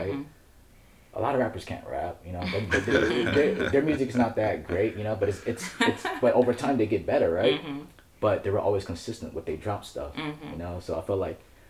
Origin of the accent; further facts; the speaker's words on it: Dayton, Ohio, United States; growing up in Dayton